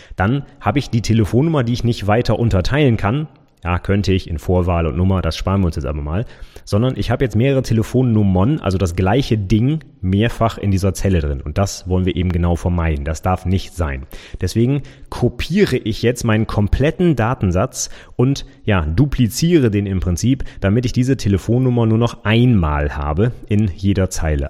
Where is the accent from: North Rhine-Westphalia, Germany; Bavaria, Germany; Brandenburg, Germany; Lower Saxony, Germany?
Lower Saxony, Germany; Vechta; Ich wohne in Fechter